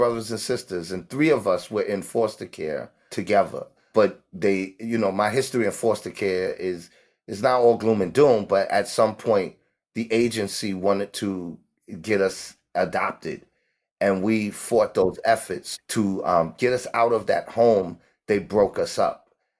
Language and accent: English; New York City, New York, United States; also born or lived in Harlem; I grew up in Harlem and the Bronx. I was born mostly and raised in the Bronx during the 70s when New York was flooded with gangs.